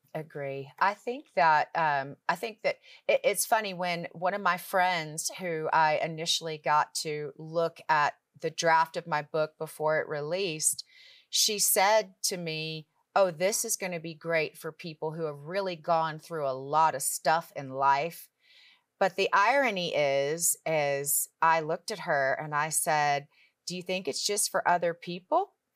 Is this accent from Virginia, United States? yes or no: yes; Richmond, Virginia, United States; moved away as an adult; now in Charlotte, United States; my husband and I both were born and raised in Richmond, Virginia